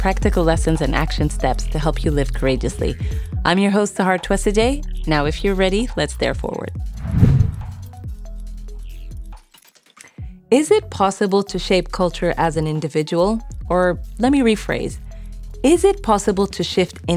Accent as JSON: {"language": "English", "country": "United Arab Emirates", "tie": "born or raised there", "also_born_or_lived": "Sudan", "said": "I'm originally from Sudan, but grew up in the Emirates."}